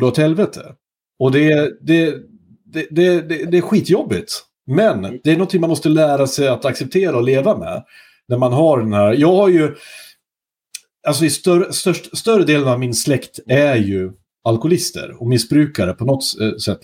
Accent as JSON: {"language": "Swedish", "region": "southern Norrland", "country": "Sweden", "tie": "born or raised there", "said": "Norrland eller södra Norrland där jag kommer ifrån"}